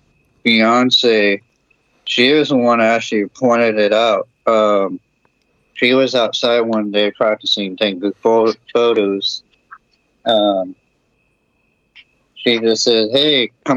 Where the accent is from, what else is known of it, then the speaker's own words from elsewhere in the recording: California, United States; this was in California, my hometown as well